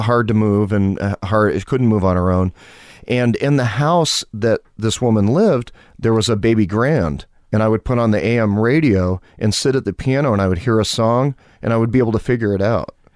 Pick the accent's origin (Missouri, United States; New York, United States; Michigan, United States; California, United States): New York, United States; Malone; I was born and raised in a small farm town in northern New York, town called Malone